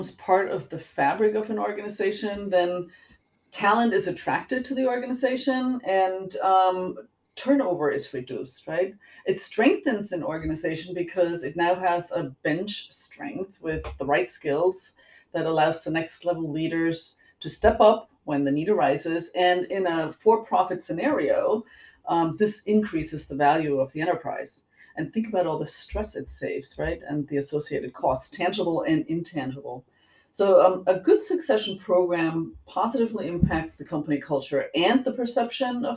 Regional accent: Germany; accent: German; moved away; I was born and raised in Germany

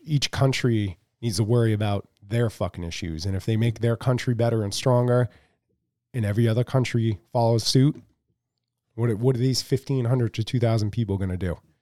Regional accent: United States; as American people

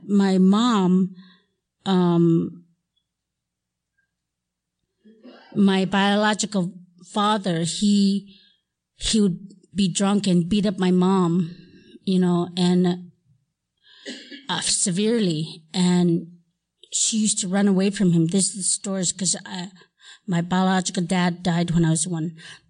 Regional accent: Alaska, United States; moved away; also born or lived in Hawaii; I was born in Alaska, and I grew up in a little log cabin

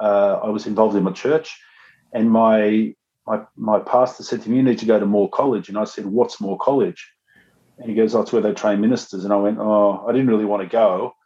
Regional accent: Punchbowl, New South Wales, Australia; Punchbowl boy, man. Come on. Yeah, I'm fully – grew up in Punchbowl.

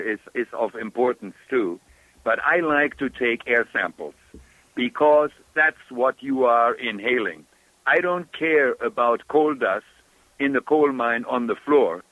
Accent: Germany; accent: German; English is a second language; moved away; my German accent

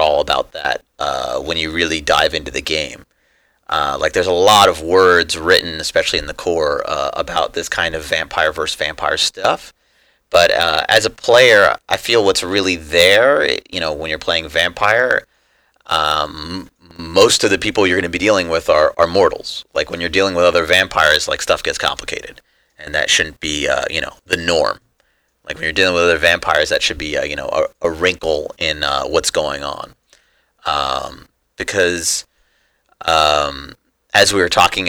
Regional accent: Washington, District of Columbia, United States; moved away as an adult; also born or lived in Los Angeles, California; now that I'm back in kind of my hometown region.

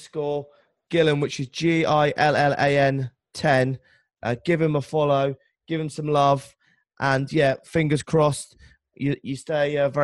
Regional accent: Cornwall, South West England, United Kingdom; I'm from Cornwall. You're from Scotland. Very Celtic background

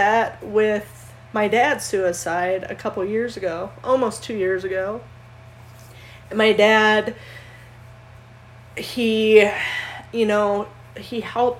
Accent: Minnesota, United States; I was born and raised in Minnesota

